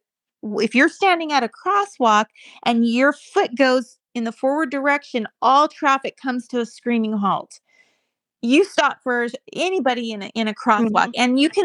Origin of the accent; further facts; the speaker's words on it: United States; moved away as an adult; also born or lived in Switzerland / England; now in United Kingdom; I love my country and I love Americans